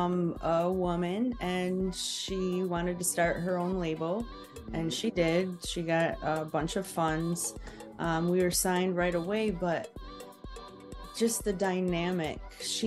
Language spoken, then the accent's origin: English; Midwest, United States; But growing up in the Midwest, you're always told that's not a realistic, you know, route.